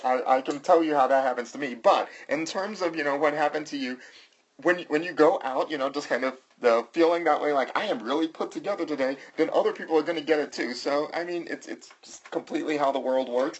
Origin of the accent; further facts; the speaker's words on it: the South, United States; I'm from the South